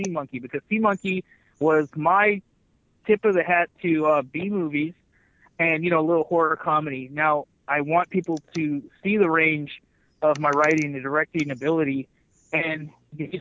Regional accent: Kerman, California, United States; my hometown of Kerman, California. And I grew up there. I went to high school there

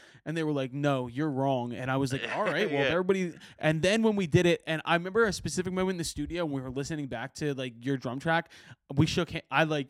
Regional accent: Philadelphia, Pennsylvania, United States; I was like, yeah, why?

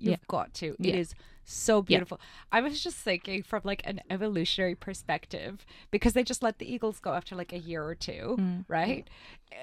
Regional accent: Russia; moved away; born and raised in Russia

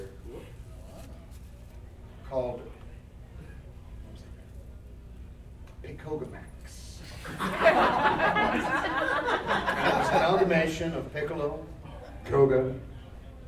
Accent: Canada; as a Canadian, spent plenty of time in northern Alberta

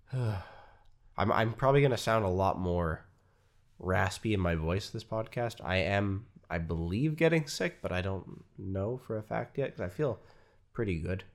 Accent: Canada

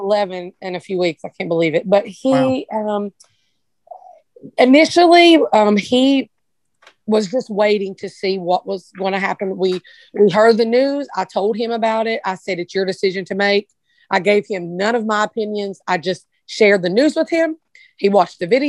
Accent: Appalachia, United States; moved away as an adult; Growing up in Appalachia

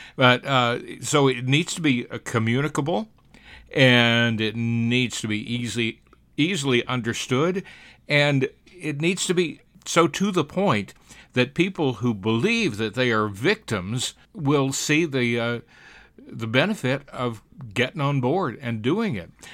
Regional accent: Alabama, United States; born or raised there

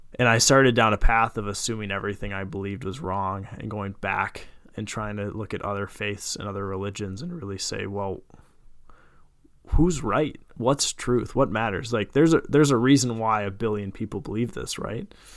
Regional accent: Jordan, Minnesota, United States; good old Jordan, Minnesota. Uh, grew up there

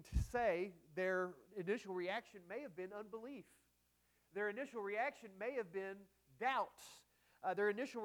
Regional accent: Texas, United States; I'm from Texas

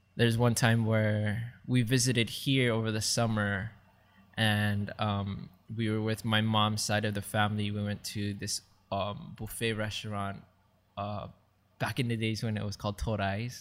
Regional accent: Maui, Hawaii, United States; moved away as an adult; now in Oahu, United States; I grew up in Maui, and I moved here in the island of Oahu, like, way back when in two thousand five after I graduated high school

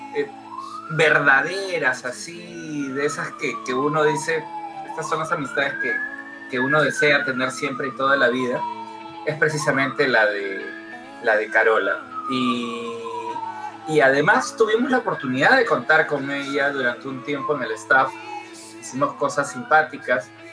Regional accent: Peru; somos peruanos

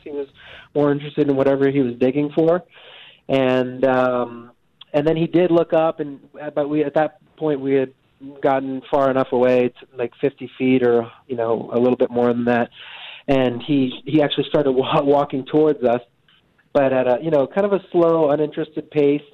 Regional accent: Medford, United States; I grew up in Medford, and uh, you know, it's not really you know, it's not really the uh, the, the, the wilderness out there

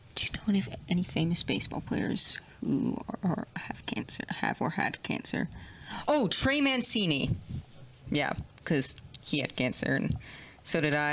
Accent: New York, United States; I was born in New York

